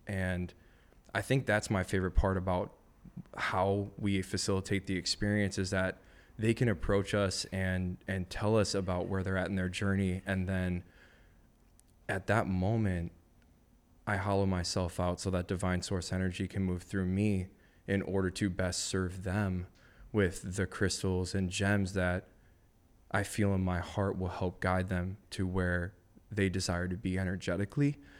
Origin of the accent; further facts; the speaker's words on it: Madison, Wisconsin, United States; I grew up in Madison, Wisconsin, so it's not like California where, like, everybody's a skater